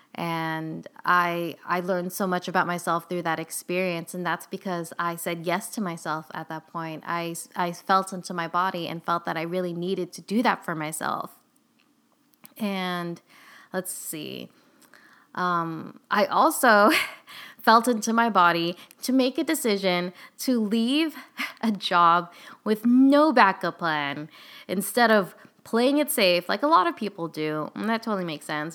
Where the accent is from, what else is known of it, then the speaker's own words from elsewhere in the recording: California, United States; We're both from California